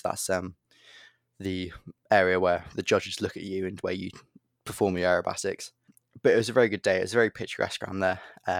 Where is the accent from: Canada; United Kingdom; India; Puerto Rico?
United Kingdom; Tibenham, East of England; because I come from Tibbenham Airfield, which is completely flat.